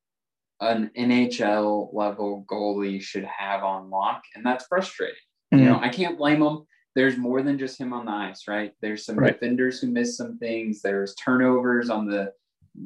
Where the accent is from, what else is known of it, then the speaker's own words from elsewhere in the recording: United States; I'm American